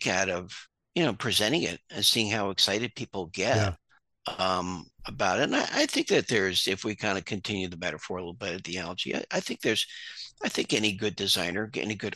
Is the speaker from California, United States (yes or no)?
no; Hudson Valley, New York, United States; moved away; also born or lived in Long Island, New York / Maine; I'm originally from the Hudson Valley, and born on Long Island, moved upstate